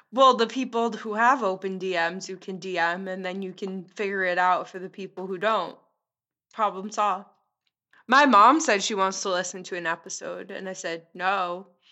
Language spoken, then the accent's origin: English; Long Island, New York, United States; I'm from Long Island.